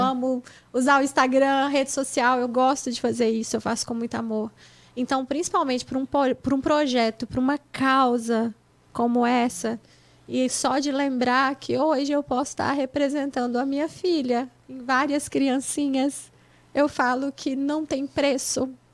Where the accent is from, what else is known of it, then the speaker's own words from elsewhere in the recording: Mantenópolis, Espírito Santo, Brazil; moved away as an adult; now in United States; da minha cidade, onde eu nasci, que é Mantenópolis